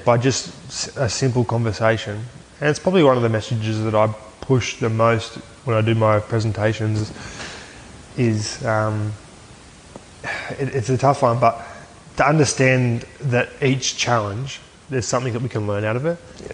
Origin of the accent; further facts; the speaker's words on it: Aberdeen, New South Wales, Australia; I grew up in Aberdeen, New South Wales, and my old man um, played for the Aberdeen Tigers